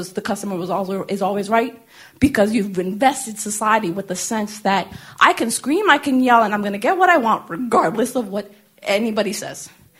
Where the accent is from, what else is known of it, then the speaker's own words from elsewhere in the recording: Boston, Massachusetts, United States; I'm originally from Bostonian.